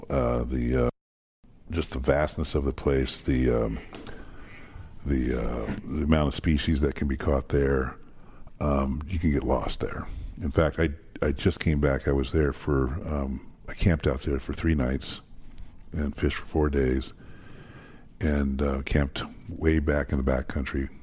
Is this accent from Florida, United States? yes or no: yes; Fort Lauderdale, Florida, United States; We're from Fort Lauderdale